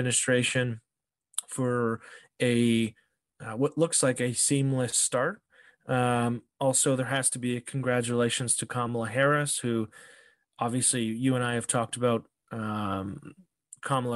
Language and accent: English; Canada; also born or lived in Toronto, Ontario; as a Canadian